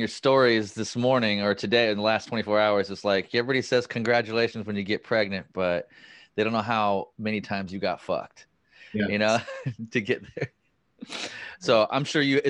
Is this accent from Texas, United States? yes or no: no; Chico, California, United States; moved away as an adult; also born or lived in Bay Area / Seattle / Los Angeles; I'm up north in Chico, California. It's my hometown area.